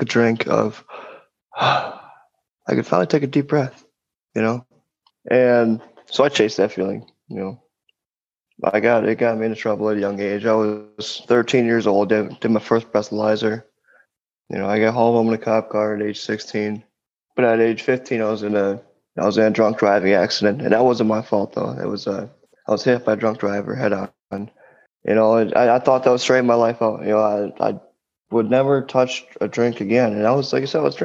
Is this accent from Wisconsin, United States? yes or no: yes; Wisconsin, United States; moved away as an adult; now in East Coast, United States; moving to the East Coast from Wisconsin. Because as Lee said, I'm from Wisconsin. And did all my drinking there.